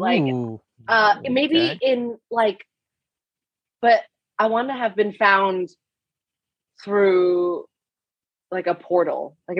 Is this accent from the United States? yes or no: yes; Texas, United States; I was from Texas.